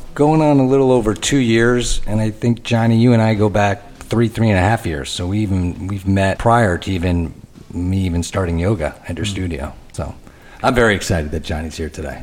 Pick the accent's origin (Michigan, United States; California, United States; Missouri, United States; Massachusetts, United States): Michigan, United States; I'm from Michigan